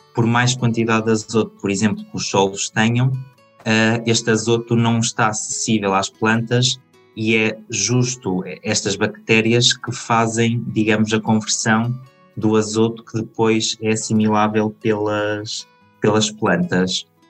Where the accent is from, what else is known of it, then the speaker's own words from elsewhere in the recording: Aveiro, Aveiro District, Portugal; moved away as an adult; now in Spain; sou de Portugal, atualmente estou em Espanha